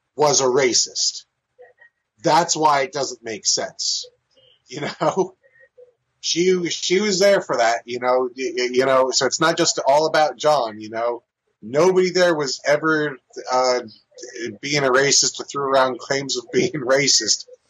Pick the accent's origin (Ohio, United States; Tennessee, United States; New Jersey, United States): New Jersey, United States; also born or lived in San Diego, California; I was born in California, but I was raised in New Jersey